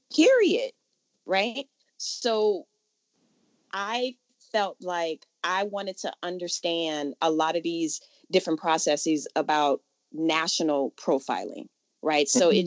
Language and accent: English; New Orleans, Louisiana, United States; now in California, United States; I'm from New Orleans originally